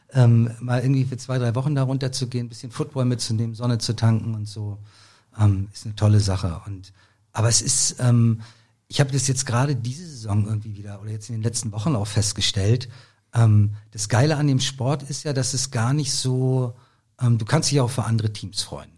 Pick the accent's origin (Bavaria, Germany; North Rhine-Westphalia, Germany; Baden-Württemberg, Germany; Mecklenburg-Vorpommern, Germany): Mecklenburg-Vorpommern, Germany; Rostock; now in Berlin, Germany; ich bin, wie gesagt, in Rostock aufgewachsen, bin dann 1990 ähm, nach Berlin gekommen